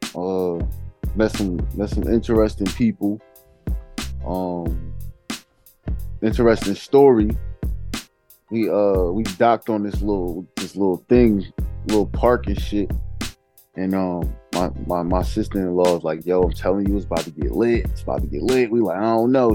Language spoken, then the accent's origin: English; New Jersey, United States; I'm from Jersey.